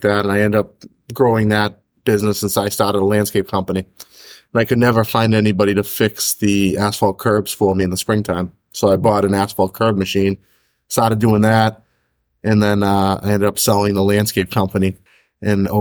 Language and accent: English; Stoneham, Massachusetts, United States; also born or lived in Melrose, Massachusetts; I grew up in Melrose to start, and then I ended up in Stoneham for most of my junior years up through high school